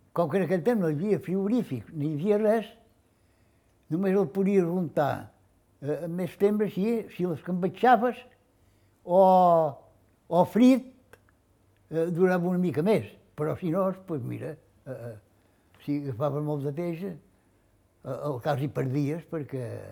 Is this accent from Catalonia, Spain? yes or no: no; Formentera, Balearic Islands, Spain; vaig néixer a Formentera el dia 15 de novembre del 28